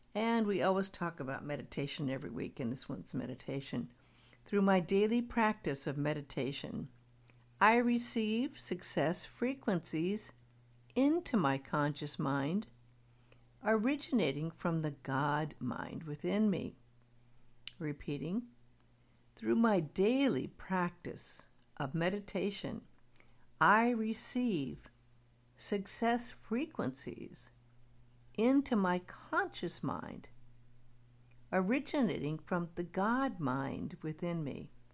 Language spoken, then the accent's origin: English; Beverly Hills, California, United States; I grew up in Beverly Hills